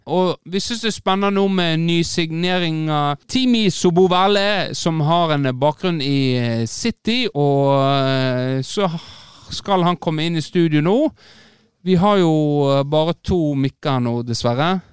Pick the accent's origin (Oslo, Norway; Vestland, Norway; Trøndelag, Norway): Vestland, Norway; Florø; moved away; also born or lived in England; Nei, jeg er jo krokling, jeg, da. Jeg er født og oppvokst på Krokane.